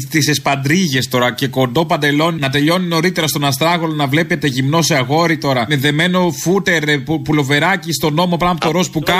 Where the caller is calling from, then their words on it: Thessaloniki, Central Macedonia, Greece; είμαι από Θεσσαλονίκη.